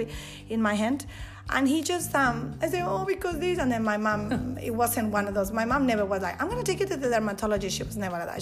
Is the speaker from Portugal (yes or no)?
no; Monterrey, Nuevo León, Mexico; English is a second language; also born or lived in Mexico City; now in Australia; we started living in Mexico City after I was born in Monterrey. And then a couple of years later, we moved to Monterrey with my mom's family